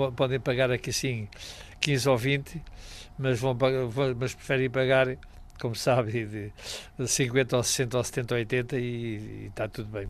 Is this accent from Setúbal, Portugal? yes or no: no; Vila do Bispo, Algarve, Portugal; now in Sagres, Portugal; Sou natural de Vila do Bispo, mas eh, estou em Sagres já há 40 anos